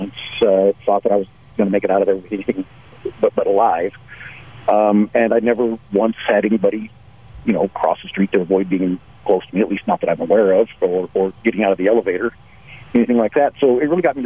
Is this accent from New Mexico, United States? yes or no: yes; Albuquerque, New Mexico, United States; Growing up in Albuquerque, of course, I was around a lot of Hispanics